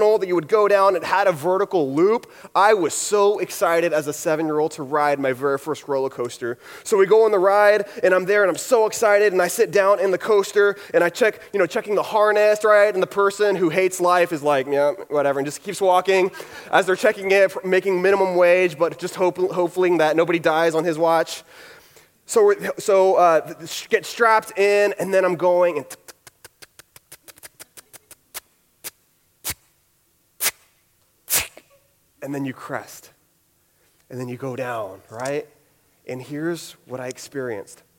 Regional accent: Houston, Texas, United States; I'm from Houston

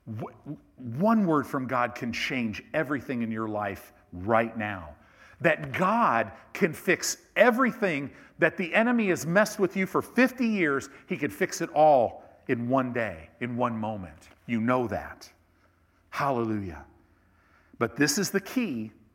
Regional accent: Chicago, Illinois, United States; I was born in Cook County Hospital in Chicago

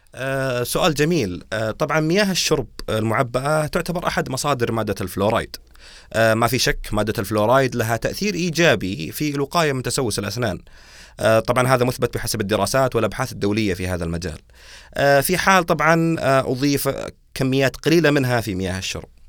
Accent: Saudi Arabia; عندنا بالسعوديه

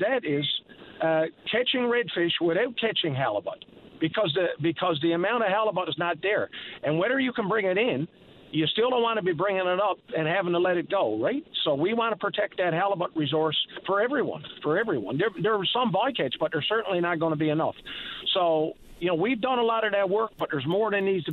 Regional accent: Labrador Straits, Newfoundland and Labrador, Canada; I'm from the Labrador Straits

